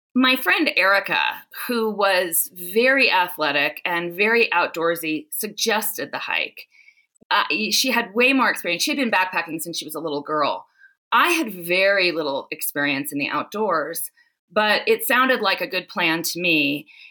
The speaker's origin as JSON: {"language": "English", "region": "Southern California", "country": "United States", "tie": "born or raised there", "lives_now": "South Lake Tahoe, United States", "said": "I grew up in Southern California"}